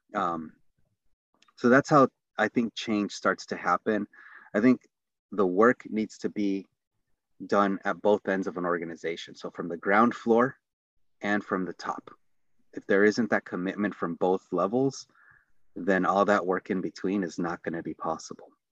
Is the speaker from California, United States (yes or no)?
yes; San Diego, California, United States; also born or lived in Tijuana, Mexico / Los Angeles, California; the neighborhood that I grew up in. So I was born in Tijuana, and then, um, which is Baja California, Mexico. We immigrated to Los Angeles, California. And we ended up in a place called San Diego. Um, and then even more honed in, it was San Isidro